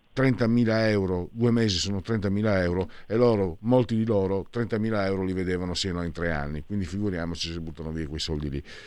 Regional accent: San Vito al Tagliamento, Friuli-Venezia Giulia, Italy; Io vengo da San Vito al Tagliamento, cioè nato e cresciuto 15.000 abitanti

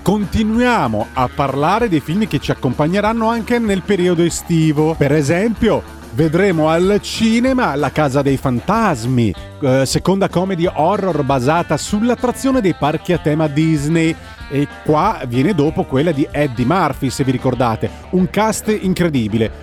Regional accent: Scilla, Calabria, Italy; un mio compaesano Antonio che è di Scilla, il paese dove sono nato io, in provincia di Reggio Calabria

